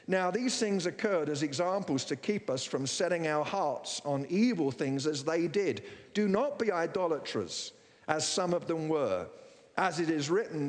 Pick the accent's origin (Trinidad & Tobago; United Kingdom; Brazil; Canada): United Kingdom; England; moved away as an adult; now in United States; I'm from England